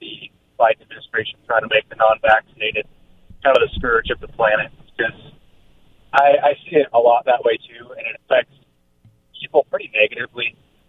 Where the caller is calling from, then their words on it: Prosser, Washington, United States; calling from Prosser.